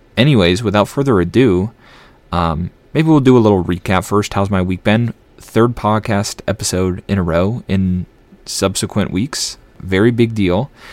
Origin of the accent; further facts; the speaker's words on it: Elk River, Minnesota, United States; I grew up in Elk River, Minnesota